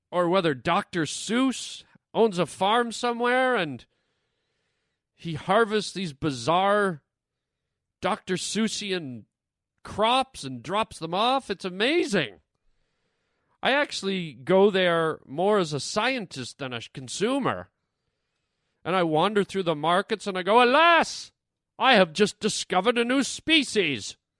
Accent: Canada; I'm Canadian

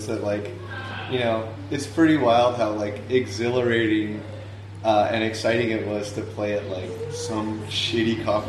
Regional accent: Vancouver, British Columbia, Canada; also born or lived in Victoria; I grew up in Vancouver, which is on the mainland

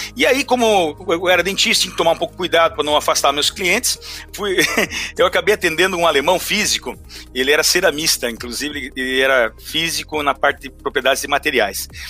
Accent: Brazil; nós como brasileiros

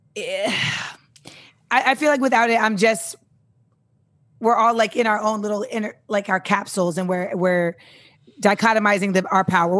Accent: Grenada; moved away; I'm from Grenada.

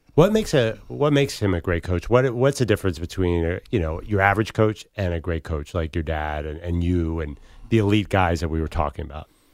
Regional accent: Philadelphia, Pennsylvania, United States; I'm from Philadelphia

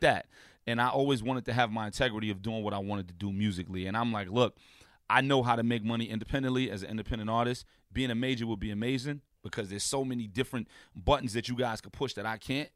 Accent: New York City, New York, United States; being from a block away from …, I'm from Saint James.

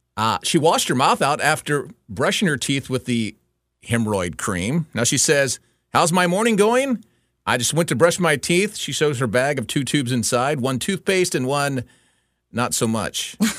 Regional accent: Houston, Texas, United States; I grew up in Houston

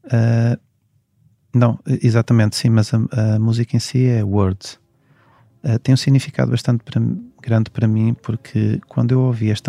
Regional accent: Portugal; porque sou português e, e nasci cá e tenho família cá

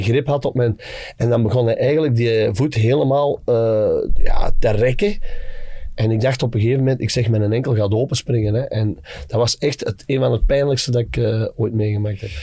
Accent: Dessel, Flanders, Belgium; wij bij ons in Dessel

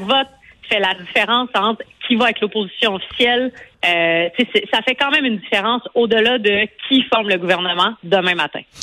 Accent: Montreal, Quebec, Canada; moi j'habite à j'habite à Montréal où j'ai grandi dans Maurice Richard

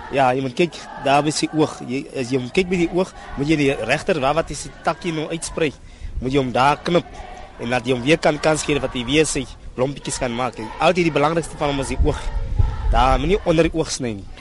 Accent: Bloemhof, North West, South Africa; now in Johannesburg, South Africa; ek kom daar van Bloemhof af. My ma bly in Bloemhof in daar in Boitumelo.

